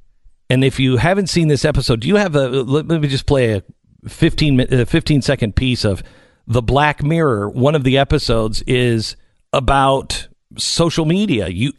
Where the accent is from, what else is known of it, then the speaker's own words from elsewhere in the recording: Seattle, Washington, United States; One of them is a evolutionary biologist at Evergreen University, and I grew up in Seattle.